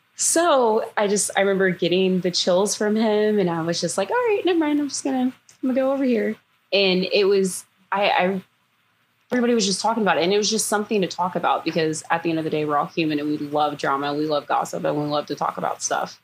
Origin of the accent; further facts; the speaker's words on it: Houston, Texas, United States; moved away as an adult; now in Florida, United States; I am from Houston, Texas, originally, and I moved to Florida last year